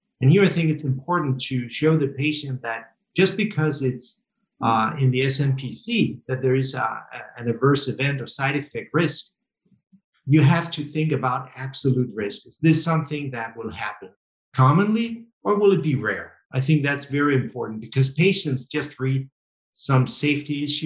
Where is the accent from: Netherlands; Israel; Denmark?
Denmark; I'm from Denmark, it's Scandinavia, Northern Europe